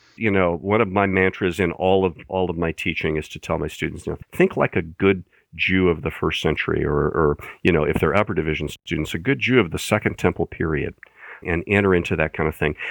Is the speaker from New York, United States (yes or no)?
no; Fishers, Indiana, United States; I grew up in central Indiana, in the Indianapolis area. If you're from Indianapolis, I was specifically from Fishers.